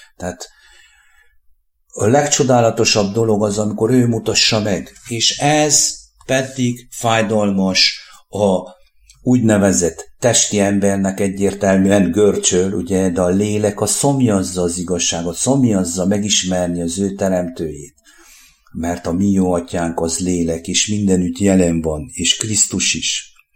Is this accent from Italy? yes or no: no; Székely Land, Romania; now in Hungary